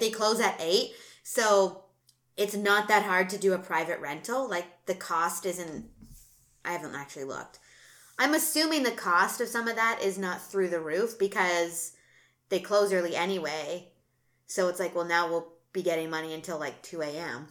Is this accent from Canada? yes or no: yes; Canada; we're Canadian